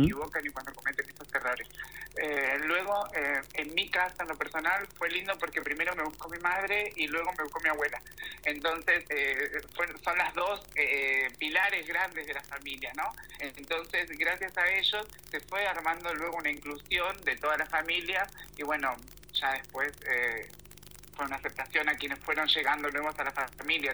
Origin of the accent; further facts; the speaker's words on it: Acasuso, Buenos Aires, Argentina; moved away as an adult; now in Italy; yo nací en Buenos Aires, en Acasuso, en la parte de zona norte